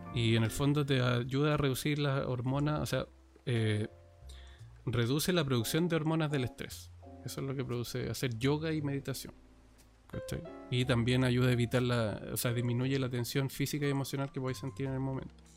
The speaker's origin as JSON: {"language": "Spanish", "country": "Chile", "said": "acá en Chile, entonces también para, que la gente sepa que somos chilenos de Chile"}